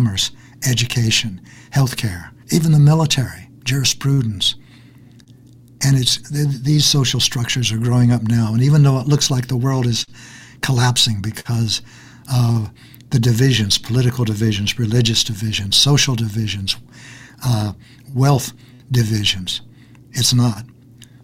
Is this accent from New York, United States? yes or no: no; Kansas, United States; also born or lived in Texas; I was born in Texas and brought up in Kansas